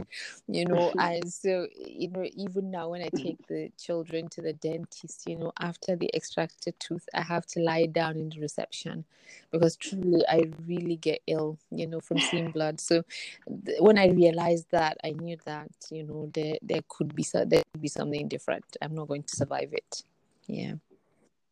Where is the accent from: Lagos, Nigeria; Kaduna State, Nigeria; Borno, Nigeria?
Kaduna State, Nigeria; Kaduna; I grew up in Kaduna. I was born and I've lived in Kaduna, or have lived there for the past 40 odd years.